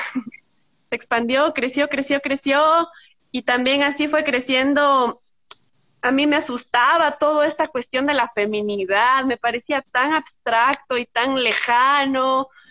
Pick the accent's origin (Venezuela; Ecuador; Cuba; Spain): Ecuador; Quito, Pichincha; also born or lived in Brazil; yo soy quiteña, tumbaqueña, bueno, y crecí